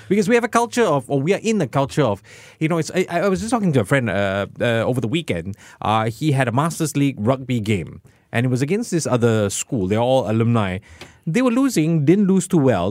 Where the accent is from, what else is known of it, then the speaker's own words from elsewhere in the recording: Singapore; as a Singaporean